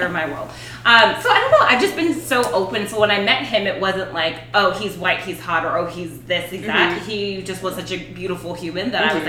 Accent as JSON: {"language": "English", "town": "Marietta", "region": "Georgia", "country": "United States", "tie": "born or raised there", "said": "So I grew up in Marietta and, you know, we were the only black family there for a long time."}